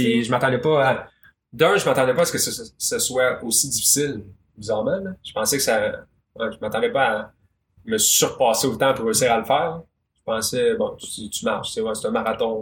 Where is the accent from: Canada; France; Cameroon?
Canada; Magog, Quebec; je viens de Magog. Magog, c'est petit.